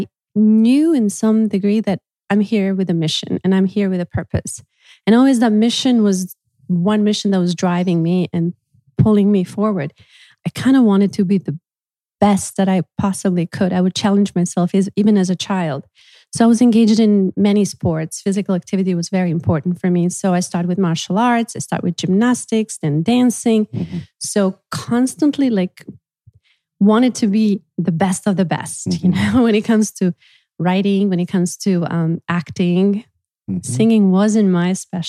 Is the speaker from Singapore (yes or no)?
no; Bosnia & Herzegovina; English is a second language; moved away; moving back to my hometown, just like not too far from Sarajevo